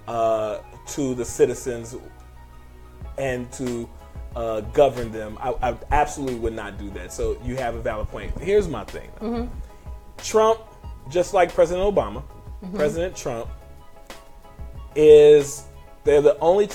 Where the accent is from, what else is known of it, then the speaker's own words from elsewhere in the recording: United States; I'm an American